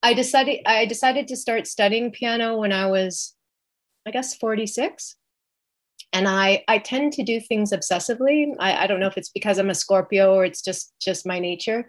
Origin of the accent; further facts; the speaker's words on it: West Coast, Canada; moved away as an adult; also born or lived in Toronto; it brought me to Toronto because I grew up on the West Coast.